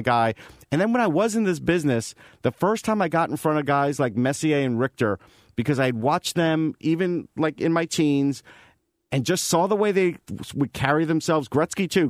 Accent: Long Island, New York, United States; moved away; I'm from Long Island. I spent over twenty years there.

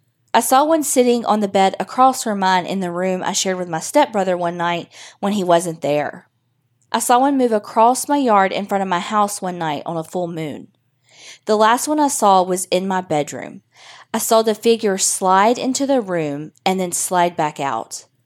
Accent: Byram, Mississippi, United States; now in Shreveport, United States; I'm originally from Byram, Mississippi. I'm just living in Shreveport now.

